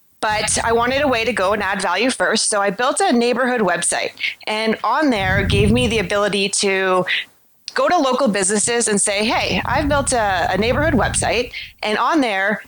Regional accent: Toronto, Ontario, Canada; I'm from Toronto, Canada

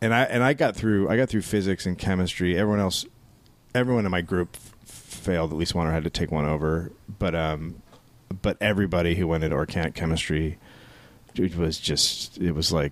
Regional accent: Northern California, United States; I grew up in Northern California.

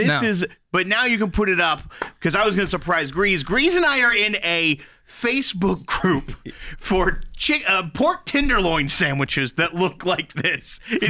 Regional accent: Florida, United States; When I was growing up in Florida

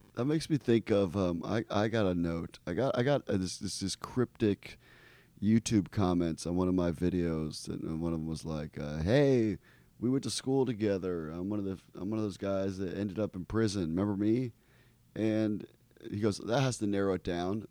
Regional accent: Ecuador; moved away; I grew up in Ecuador.

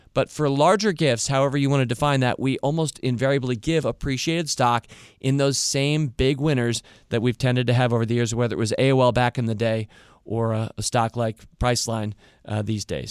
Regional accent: Northern Virginia, United States; right here nearby where we grew up in Northern Virginia, here in Washington, D C area

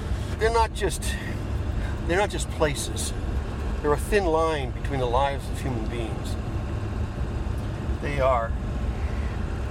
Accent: Cape Cod, Massachusetts, United States; moved away as an adult; I grew up on Cape Cod.

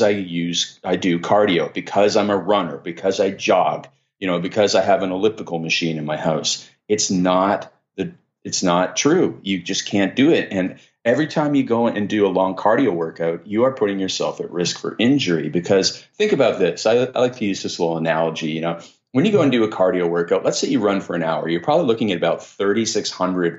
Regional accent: Canada; I'm Canadian

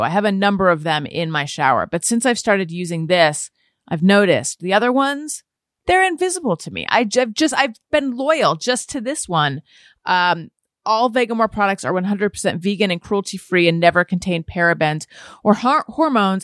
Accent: Orange County, California, United States; I grew up in Orange County, California

